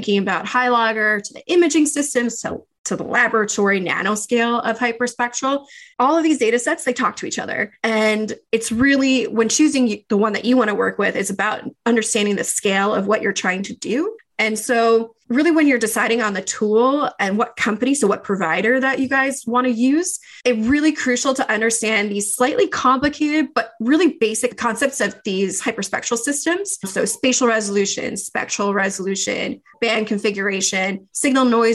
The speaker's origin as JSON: {"language": "English", "area": "Long Island", "region": "New York", "country": "United States", "tie": "born or raised there", "also_born_or_lived": "Montreal, Canada", "said": "I grew up in New York on Long Island"}